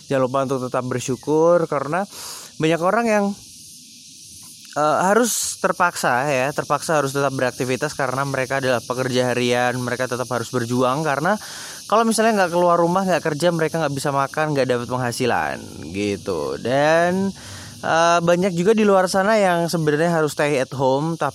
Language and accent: Indonesian; Yogyakarta, Special Region of Yogyakarta, Indonesia; aku asli dari Jogja aku lahir dan juga besar di Jogja aku um, dari tinggal di Jogja sampai sekarang bahkan sampai kuliah pun aku di Jogja